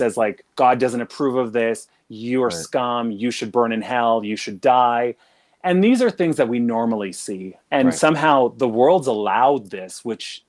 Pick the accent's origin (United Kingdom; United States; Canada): Canada; Regina, Saskatchewan; I'm from Saskatchewan and from Regina